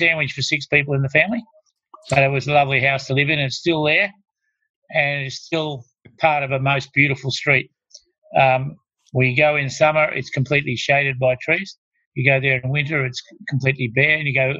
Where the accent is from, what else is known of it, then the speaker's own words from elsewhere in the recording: Melbourne, Victoria, Australia; I was born in Camberwell, so a beautiful part of Melbourne. But we lived in one of those, even though people think of Camberwell as rich and beautiful mansions, which it is, we lived in one of those little houses that had a 30-foot frontage and 110 feet.